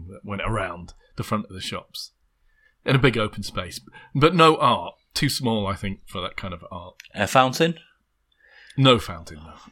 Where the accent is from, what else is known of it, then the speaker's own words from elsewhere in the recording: Little Hulton, North West England, United Kingdom; I'm not sure by the time I was growing up in Little Hulton there was any evidence